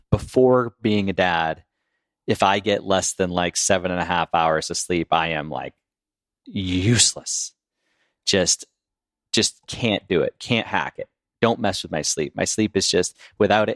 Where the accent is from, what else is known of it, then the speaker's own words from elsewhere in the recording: Boston, Massachusetts, United States; we're from Boston